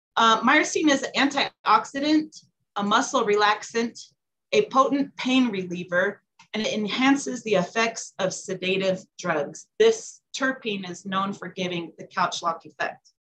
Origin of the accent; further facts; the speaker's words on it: California, United States; now in Colorado, United States; I'm originally from California. I lived at a few states, landed in Colorado because I liked it the most